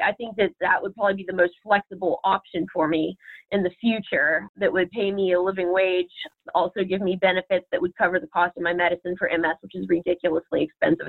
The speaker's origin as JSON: {"language": "English", "town": "Martins Ferry", "region": "Ohio", "country": "United States", "tie": "born or raised there", "also_born_or_lived": "Columbus, Ohio", "said": "back where I'm from, my hometown, Martins Ferry"}